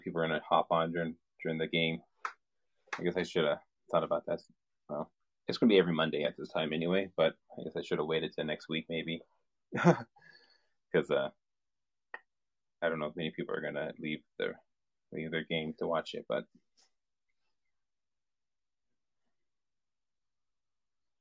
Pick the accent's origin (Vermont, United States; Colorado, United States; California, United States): California, United States; moved away; I'm from California originally